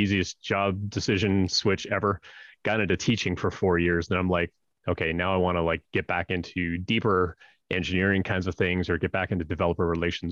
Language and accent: English; Northern Canada, Canada; I grew up in Northern Canada, like way, way up north